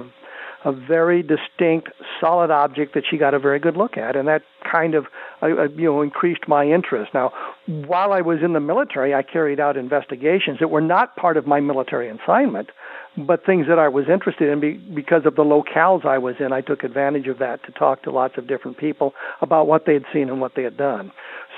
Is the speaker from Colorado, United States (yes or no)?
yes; Colorado, United States; since I was a teenager growing up in Colorado